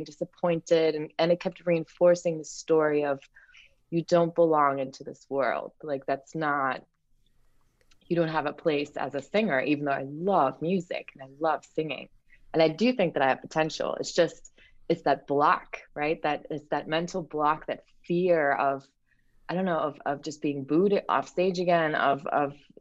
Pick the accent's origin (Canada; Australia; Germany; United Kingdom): Germany; moved away; I grew up in Germany